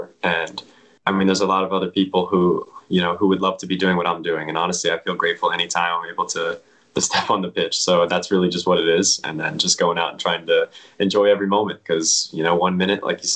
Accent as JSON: {"language": "English", "area": "PA", "region": "Pennsylvania", "country": "United States", "tie": "born or raised there", "said": "my hometown, you know, club and academy, PA Classics"}